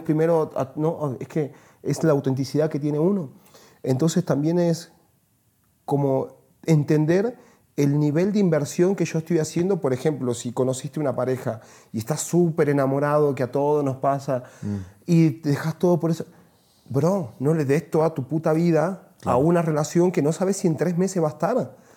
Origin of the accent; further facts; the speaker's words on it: Salta, Argentina; moved away as an adult; Yo nací en Salta, que es una ciudad al norte de Argentina, pero a los 19 años me fui de ahí y jamás volví